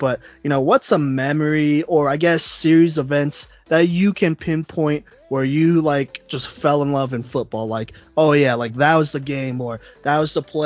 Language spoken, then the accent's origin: English; Texas, United States; now in Colorado, United States; I'm actually from Texas